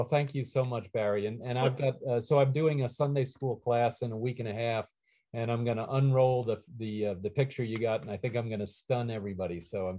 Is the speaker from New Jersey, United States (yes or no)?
yes; New Jersey, United States; now in Atlanta, United States; I grew up in New Jersey.